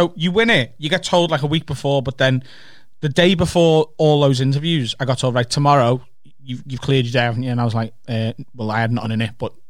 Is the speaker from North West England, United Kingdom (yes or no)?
yes; Liverpool, North West England, United Kingdom; I'm a comedian from Liverpool